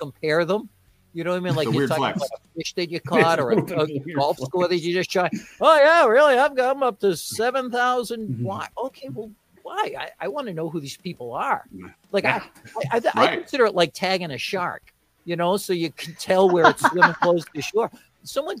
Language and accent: English; Weymouth, Massachusetts, United States; the town where I grew up in Weymouth